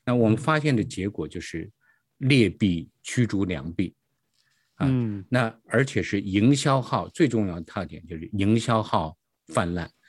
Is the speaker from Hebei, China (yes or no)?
yes; Hebei, China; moved away as an adult; now in United States; 我是，呃，出，来自于中国大陆，出生在是河北，大概嗯哼。九八年的时候我来到了美国